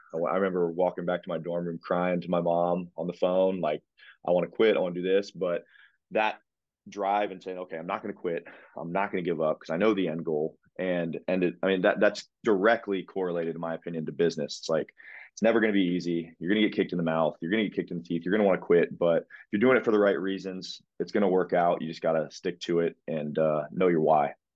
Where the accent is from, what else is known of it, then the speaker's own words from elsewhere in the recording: Pickerington, Ohio, United States; also born or lived in Columbus, Ohio; born and raised in Columbus, Ohio, Pickerington, Ohio, to be specific